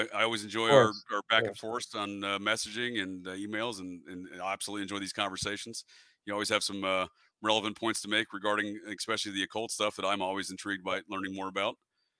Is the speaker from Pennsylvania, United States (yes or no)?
no; Connecticut, United States; also born or lived in Vermont; I may not sound like a New Englander, but I was born in Connecticut and I did spend much of my youth growing up in Vermont. So I do very much identify as a New Englander.